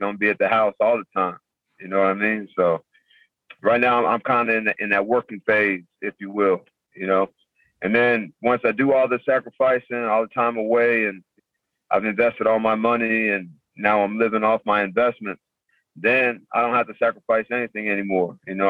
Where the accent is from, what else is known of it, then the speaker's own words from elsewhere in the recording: San Antonio, Texas, United States; San Antonio.